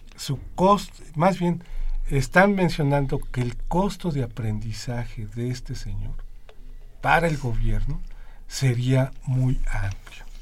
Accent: Mexico; nosotros como economía mexicana, como gobierno y como sociedad

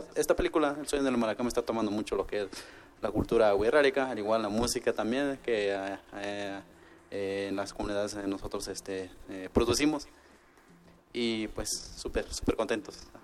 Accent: Wixárika territory, Mexico; pertenecientes a la, comunidad wixárika

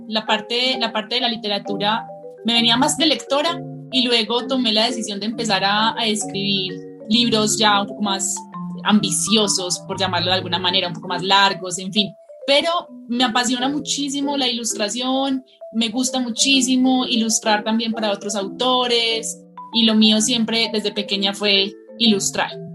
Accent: Colombia; also born or lived in El Retiro, Antioquia; soy escritora de Colombia. Vivo en un pueblito muy hermoso que se llama El Retiro, que queda cerca de la ciudad de Medellín

